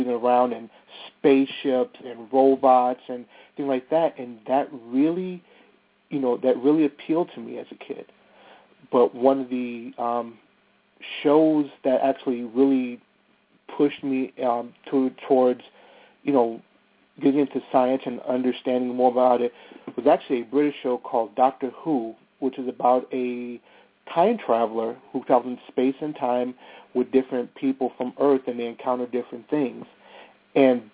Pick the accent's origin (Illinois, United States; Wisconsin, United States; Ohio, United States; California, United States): Illinois, United States; Bellwood; it's an area called Bellwood, Illinois